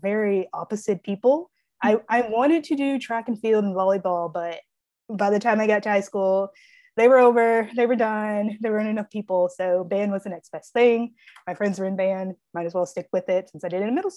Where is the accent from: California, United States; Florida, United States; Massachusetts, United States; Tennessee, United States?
Tennessee, United States; Springfield; So I was born in Springfield, Tennessee.